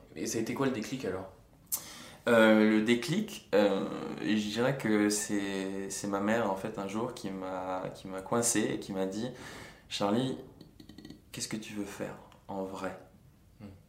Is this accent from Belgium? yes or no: no; Bastia, Corsica, France; moved away as an adult; also born or lived in Mantes-la-Jolie; je suis né à monte la jolie et deux semaines après j'étais à Bastia